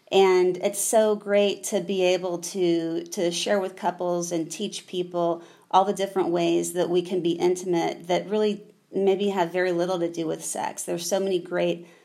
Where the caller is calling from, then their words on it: Durham, North Carolina, United States; I am saying hello from Durham, North Carolina